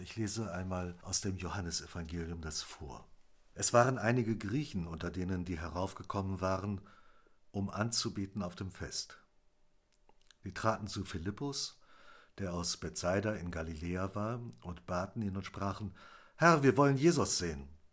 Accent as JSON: {"language": "German", "area": "Wendland", "region": "Lower Saxony", "country": "Germany", "said": "bei uns im Wendland"}